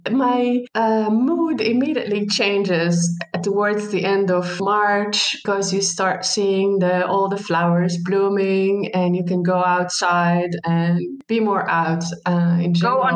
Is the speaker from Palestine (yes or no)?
yes; Palestine; moved away as an adult; also born or lived in United States; now in Netherlands; I am from Palestine. And I have been living in the Netherlands uh, more than five years now. And I end up living here because my husband is Dutch.